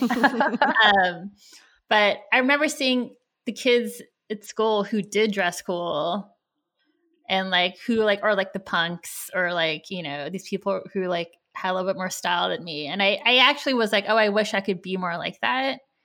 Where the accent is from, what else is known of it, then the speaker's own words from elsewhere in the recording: California, United States; I grew up in California, so, I was, there were a lot of Asian people here